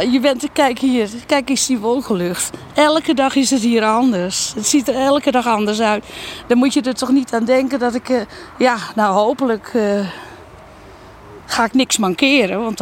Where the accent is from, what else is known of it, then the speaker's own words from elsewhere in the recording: Ouderkerk aan de Amstel, North Holland, Netherlands; also born or lived in Almere; Ik, ik ben geboren en getogen in Oudekerk in Amstel. Dat ligt onder Amsterdam. Ik heb 25 jaar in, in Amsterdam gewoond.